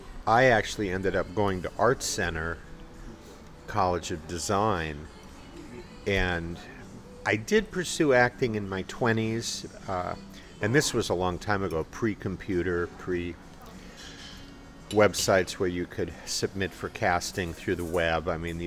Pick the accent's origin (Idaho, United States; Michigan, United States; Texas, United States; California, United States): California, United States; Los Angeles; I grew up here in Los Angeles, and my father was a character actor.